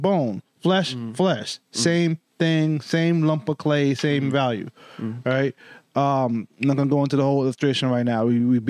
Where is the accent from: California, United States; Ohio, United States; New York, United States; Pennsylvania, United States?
New York, United States; One thing I learned growing up in New York is that your word is your bond.